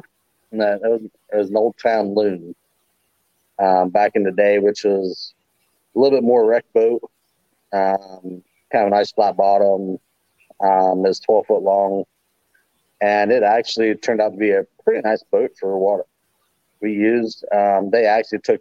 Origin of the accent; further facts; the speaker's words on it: Hocking Hills area, Ohio, United States; I basically grew up kind of on it. We lived pretty close to what they call Salt Creek near me, over towards like Lorville, Hocking Hills area.